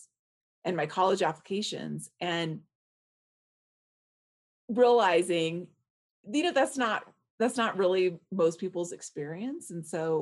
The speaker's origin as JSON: {"language": "English", "town": "Alhambra", "region": "California", "country": "United States", "tie": "born or raised there", "also_born_or_lived": "Boulder, Colorado", "moved": "yes", "said": "I grew up in Alhambra"}